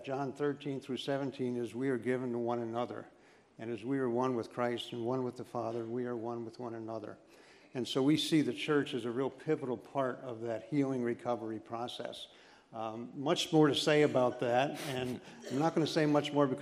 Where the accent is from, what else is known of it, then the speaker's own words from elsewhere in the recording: Scranton, Pennsylvania, United States; also born or lived in Mount Cobb; I grew up in Scranton.